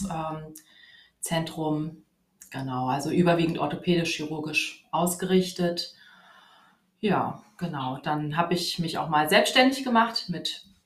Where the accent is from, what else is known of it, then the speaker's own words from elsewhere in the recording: Wiesbaden, Hesse, Germany; Und ja, ich komme aus Wiesbaden und arbeite im Standort äh, Wiesbaden-Nordenstadt.